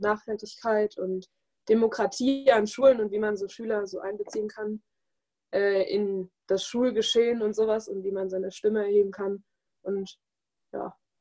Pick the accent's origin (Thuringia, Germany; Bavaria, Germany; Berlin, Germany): Bavaria, Germany; Allgäu; Ich komme aus dem Allgäu, also im Süden von Deutschland